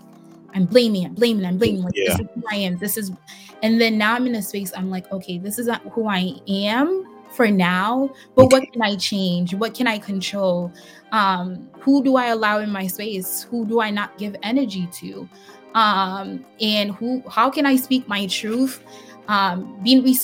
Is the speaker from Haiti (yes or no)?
yes; Haiti; moved away; also born or lived in Boston, United States; my childhood growing up in Haiti